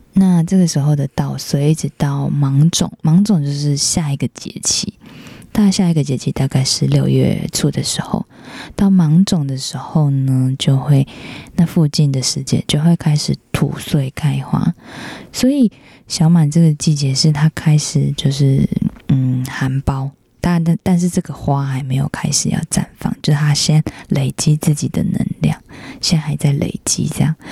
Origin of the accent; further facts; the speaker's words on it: northern Taiwan, Taiwan; 我是北部人